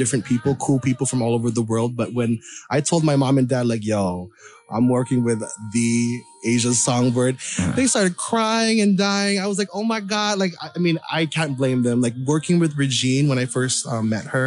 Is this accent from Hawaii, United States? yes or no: yes; Hawaii, United States; now in Los Angeles, United States; I was born and raised in Hawaii